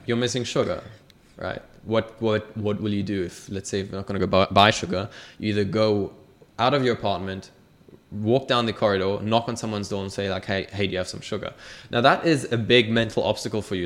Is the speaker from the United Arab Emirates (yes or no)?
yes; Dubai, United Arab Emirates; I was born and raised in Dubai